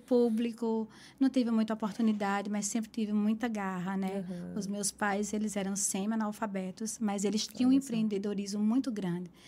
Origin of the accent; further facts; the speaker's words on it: Caruaru, Pernambuco, Brazil; moved away as an adult; now in New York, United States; eu sou de Caruaru, a capital do forró, o melhor São João do mundo